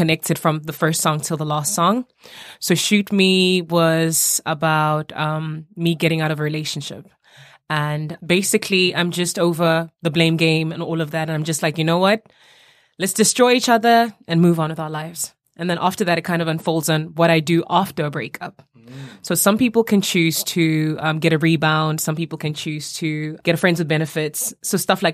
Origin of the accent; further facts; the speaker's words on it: South Africa; growing up in South Africa kind of just gave me a mix of everything.